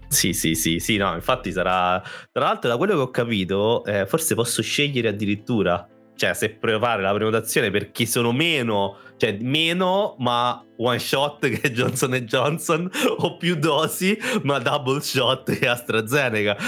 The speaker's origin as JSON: {"language": "Italian", "town": "Naples", "region": "Campania", "country": "Italy", "said": "noi siamo indietro, siamo terroni"}